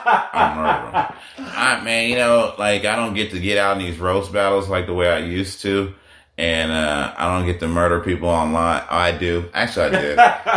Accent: Oakland, California, United States; also born or lived in Africa; Being, you know, I was born in Africa, but we moved to Oakland and then moved out here. But all my years, all my summers, all my holidays, everything was spent in Oakland.

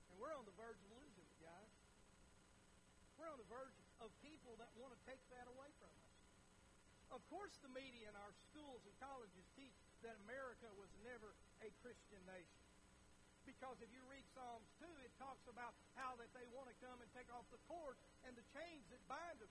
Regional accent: United States; as an American

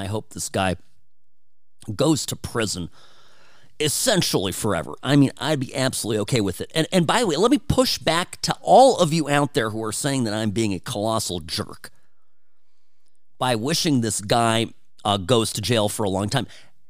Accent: California, United States; I grew up in Southern California. As a white kid, I was a minority in my school.

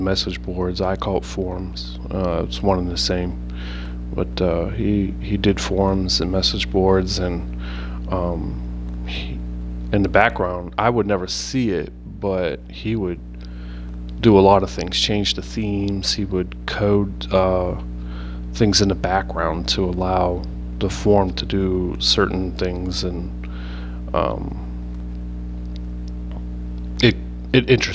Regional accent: Pittsburgh, Pennsylvania, United States; moved away as an adult; now in New Jersey, United States; born and raised in Pittsburgh, PA

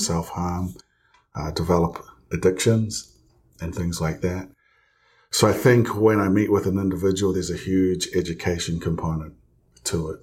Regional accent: New Zealand; moved away as an adult; also born or lived in Provo, Utah; now in United States; I'm from New Zealand. Um, originally, I grew up there for, uh, gosh, the first twenty-one years of my life

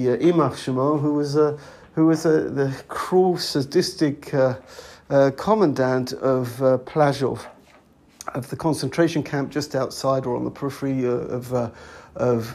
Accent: London, United Kingdom; now in Israel; I come from a place called Edgware, on the periphery of London

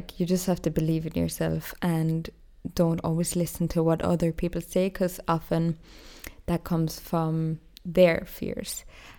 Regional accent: Ireland; moved away as an adult; now in Austria; Basically, because I moved from Ireland to Austria and I found it quite hard to study in German.

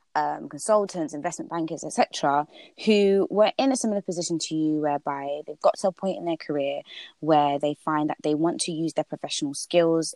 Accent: Ghana; now in United Kingdom; I'm from Ghana

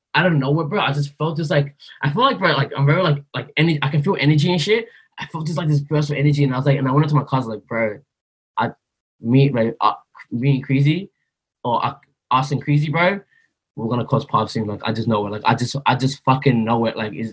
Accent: Sydney, New South Wales, Australia; also born or lived in Blacktown / Burma; growing up in Greenacre, in kindergarten, like, I didn't even know how to pronounce my own name

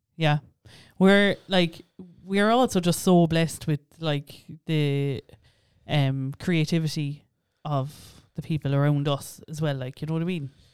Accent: Ireland; for such a small island, we have so many different accents

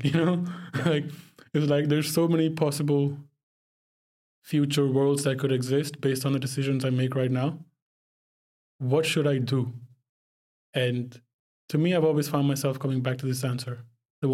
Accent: Dubai, United Arab Emirates; also born or lived in Pakistan; I'm from Pakistan, but I grew up in the Middle East in Dubai

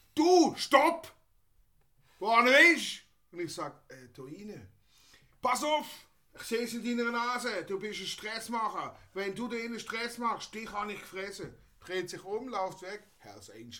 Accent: Basel, Basel-Stadt, Switzerland; bei uns in Basel

